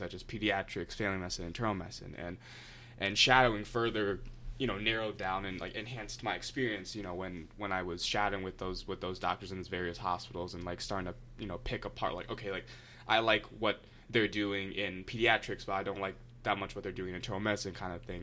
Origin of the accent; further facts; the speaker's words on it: Akron, Ohio, United States; I'm from Akron